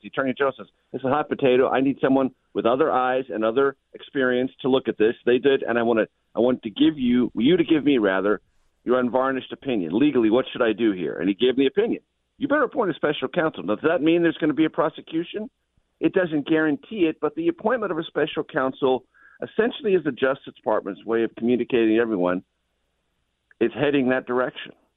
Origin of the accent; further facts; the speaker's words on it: California, United States; I'm a native Californian. I love my home state